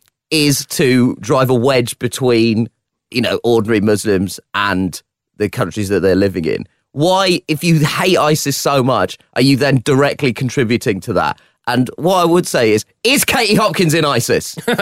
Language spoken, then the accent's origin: English; London, United Kingdom; As a Londoner